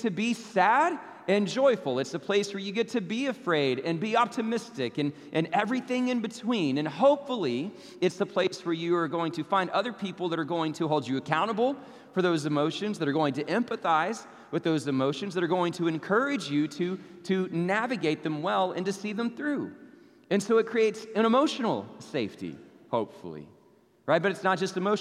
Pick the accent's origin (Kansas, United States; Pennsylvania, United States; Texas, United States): Texas, United States; Abilene; now in Arlington, United States; go see my family in Abilene, so I get to go back to my hometown